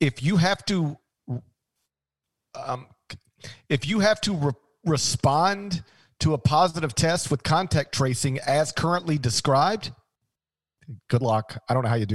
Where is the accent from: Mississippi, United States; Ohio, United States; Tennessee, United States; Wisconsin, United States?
Tennessee, United States; Memphis; my hometown